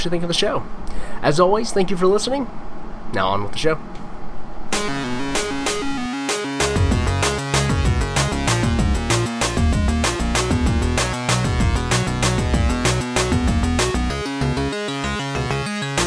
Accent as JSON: {"language": "English", "region": "Georgia", "country": "United States", "said": "I'm from Georgia"}